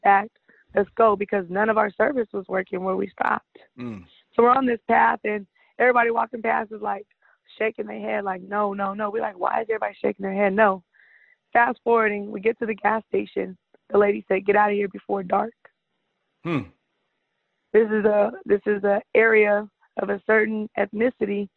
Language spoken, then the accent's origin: English; California, United States; I'm from California